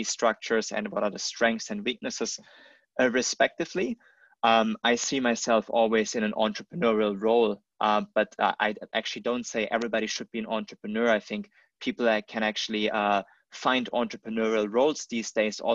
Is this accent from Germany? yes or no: yes; Germany; moved away as an adult; also born or lived in United States; now in China; I grew up in Germany, and from there I ventured to the States, and entrepreneurship brought me to China.